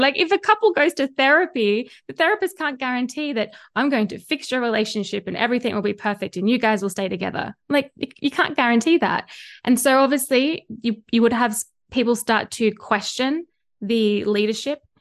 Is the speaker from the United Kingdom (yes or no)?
no; Australia; accent: Australian; you can hear by my accent, I am Australian and I live here in Australia